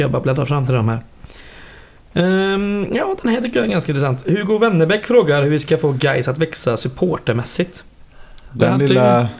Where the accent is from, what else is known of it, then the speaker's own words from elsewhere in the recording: Slätta, Sweden; Så jag var ju hemma hemma på Slätta för första gången på ett halvår.